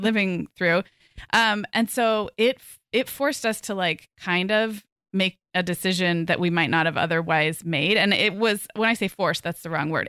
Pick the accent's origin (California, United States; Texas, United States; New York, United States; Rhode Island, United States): California, United States; Santa Barbara; moved away as an adult; also born or lived in Oregon / Chicago / Arizona; now in Orange County, United States; We're moving back to my hometown of Santa Barbara